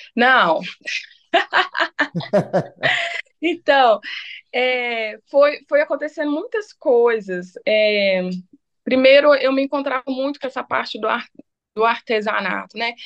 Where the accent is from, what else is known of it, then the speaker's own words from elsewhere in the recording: Itabira, Minas Gerais, Brazil; now in Belo Horizonte, Brazil; eu sou nascida em Ipoema, né? É município aí de Itabira, Minas Gerais. É, hoje, né, resido aqui em Belo Horizonte